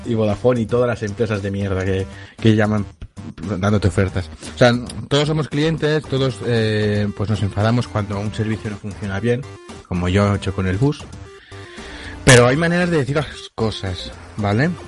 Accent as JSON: {"language": "Spanish", "region": "Catalonia", "country": "Spain", "accent": "Catalan", "said": "se me nota un poco que soy catalán"}